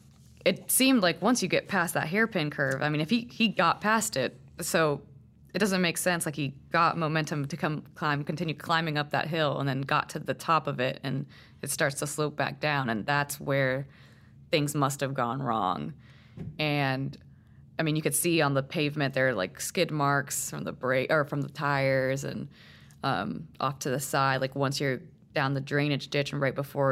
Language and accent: English; Puerto Rico; So, I mean, I grew up in Puerto Rico, okay. Or at least, you know, a little bit of my life I spent in Puerto Rico.